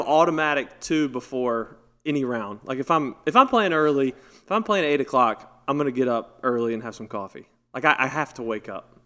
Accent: North Carolina, United States; growing up in North Carolina, winning North Carolina tournaments

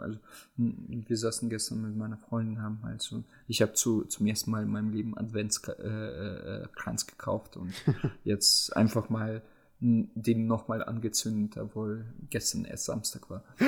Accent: Germany; bei uns in Deutschland

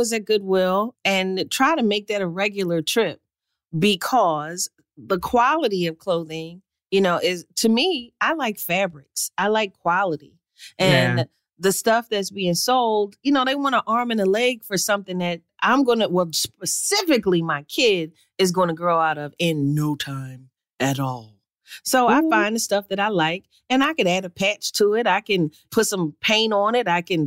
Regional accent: Philadelphia, Pennsylvania, United States; I'm from North Philly

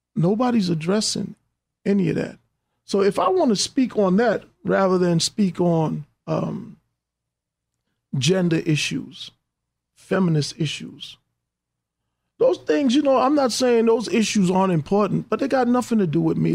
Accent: New York City, New York, United States; I grew up in Hollis, Queens

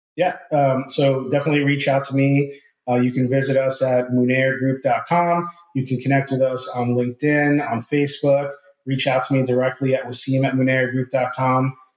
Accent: New Jersey, United States; moved away as an adult; now in Ponte Vedra Beach, United States; I'm born and raised in New Jersey, uh, moved down here to Northeast Florida about six uh, years ago

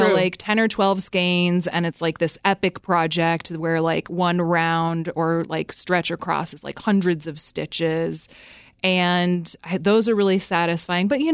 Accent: Fairbanks, Alaska, United States; moved away; my hometown of Fairbanks, Alaska

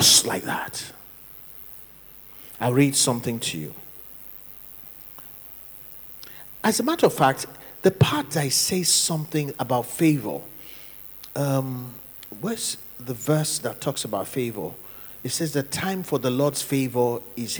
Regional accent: Nigeria; moved away; also born or lived in London, United Kingdom

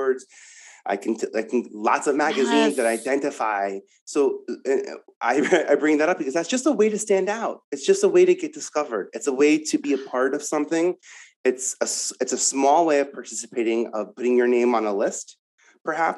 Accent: New York, United States; I'm from New York

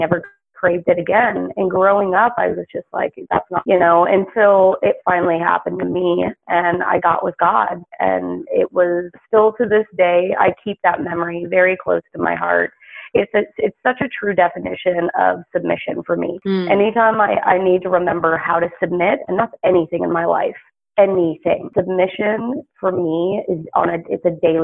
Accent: the South, United States; I grew up predominantly in the South

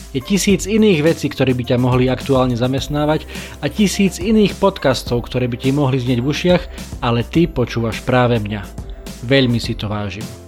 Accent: Kalša, Košice Region, Slovakia; U nás v Kalši v dedinke, z ktorej pochádzam, v ktorej žijem

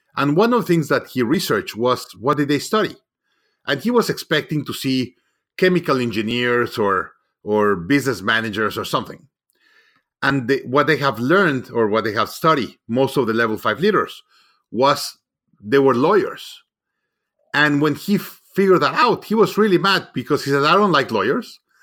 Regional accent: Mexico; moved away; I'm originally from Mexico

